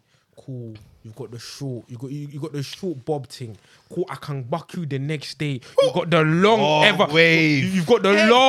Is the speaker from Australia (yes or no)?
no; Ghana; Because I'm from Ghana, but one's from Ghana, one's from Senegal, that's you're my sister.